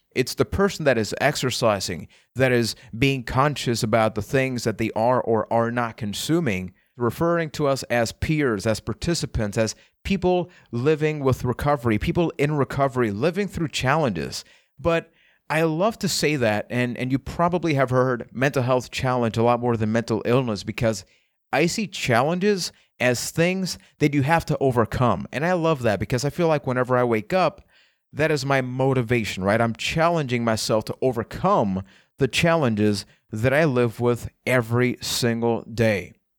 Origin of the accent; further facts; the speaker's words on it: Puerto Rico; I am from Puerto Rico.